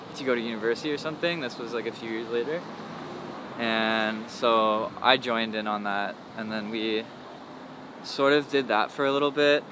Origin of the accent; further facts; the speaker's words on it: Toronto, Ontario, Canada; I was born in Scarborough, which is like, I guess like a subdivision of Toronto.